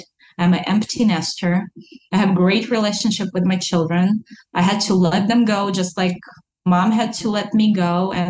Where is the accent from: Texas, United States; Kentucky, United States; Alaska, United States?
Alaska, United States; also born or lived in Russia; I lived in Alaska longer than I lived in Russia. I was born in Russia, but I'm Alaskan.